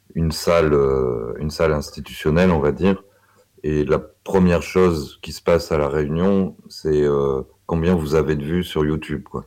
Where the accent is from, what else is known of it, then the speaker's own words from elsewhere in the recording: Saint-Étienne, Auvergne-Rhône-Alpes, France; je suis de Saint-Étienne